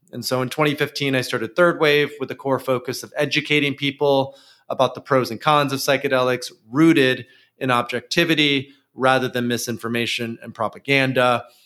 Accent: near Grand Rapids, West Michigan, United States; West Michigan, and particularly Grand Rapids, which is close to where I grew up

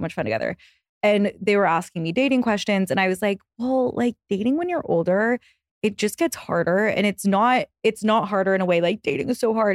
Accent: Texas, United States; now in New York, United States; I'm from Texas, and I live in New York

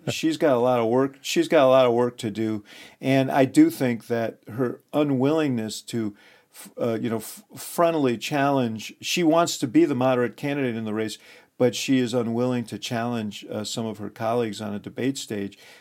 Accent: Chicago, Illinois, United States; my hometown

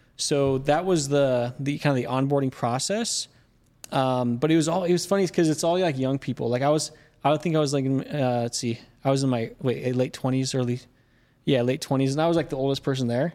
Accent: Mesa, Arizona, United States; I grew up in Mesa, Arizona

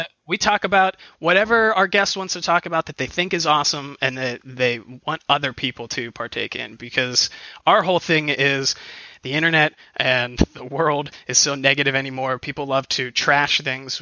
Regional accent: outside Cleveland, Ohio, United States; I'm from outside Cleveland

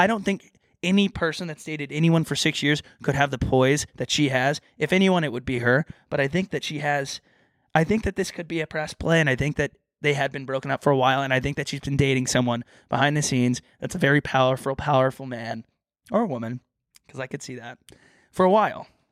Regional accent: Texas, United States; I grew up in Texas

